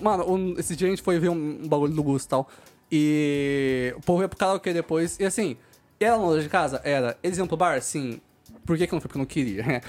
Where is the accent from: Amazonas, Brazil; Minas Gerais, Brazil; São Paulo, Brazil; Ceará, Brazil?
São Paulo, Brazil; Osasco; eu sou de Osasco